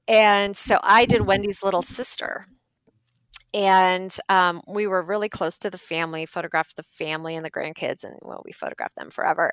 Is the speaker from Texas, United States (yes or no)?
no; Ohio, United States; now in Minneapolis, United States; so we're from Ohio and we live now in Minneapolis